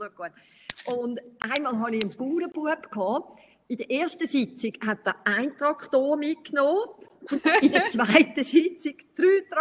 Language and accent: German; Brazil; ich, ich bin teilweise in Brasilien aufgewachsen und darum bin ich so noch ein bisschen stark geprägt äh, von Brasilien. Teil von meinem Herz ist immer noch da in Brasilien.